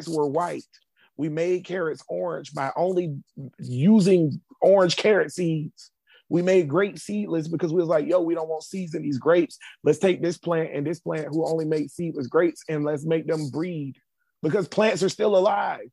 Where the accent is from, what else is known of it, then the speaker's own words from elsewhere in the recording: Jacksonville, Florida, United States; I grew up in Grand Park. It's down the street from a store called Standard Feed in Jacksonville